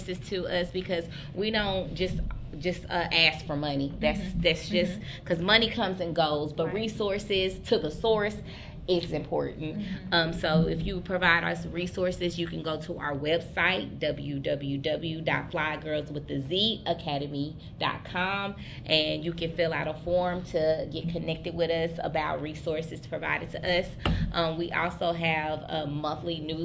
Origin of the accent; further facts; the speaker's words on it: Oklahoma, United States; also born or lived in Lawrence, Kansas; I am Seminole from Oklahoma, part of the Ocheese tribe